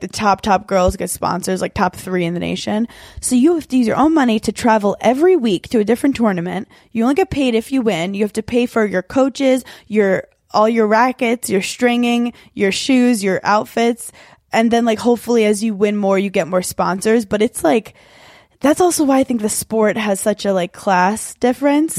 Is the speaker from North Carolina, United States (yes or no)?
no; New York City, New York, United States; I was born in Brooklyn, New York